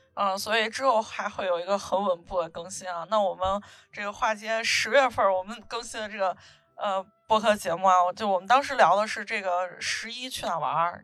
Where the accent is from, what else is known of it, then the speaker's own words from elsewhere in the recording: northern China, China; 我是北方人